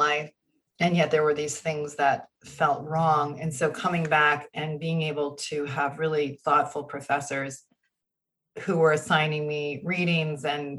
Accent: Burlington, Vermont, United States; moved away as an adult; also born or lived in Boston, Massachusetts / Utah; I grew up in Burlington, Vermont

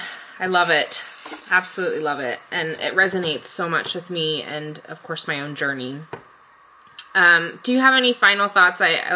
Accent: Japan; moved away; I grew up in Japan, for example.

